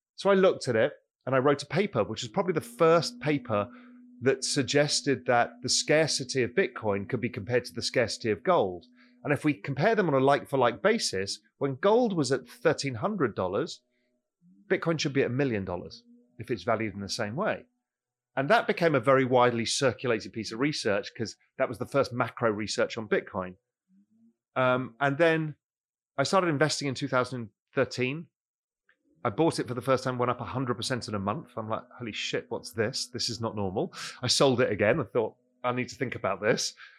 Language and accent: English; London, United Kingdom; moved away as an adult; also born or lived in Mediterranean coast of Spain; now in Spain; I grew up in London